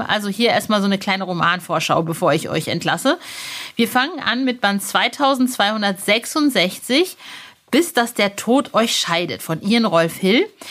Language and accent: German; Soest, North Rhine-Westphalia, Germany; wir sind in Soest zur Schule gegangen. Das ist eine kleine Kleinstadt in nirgendwo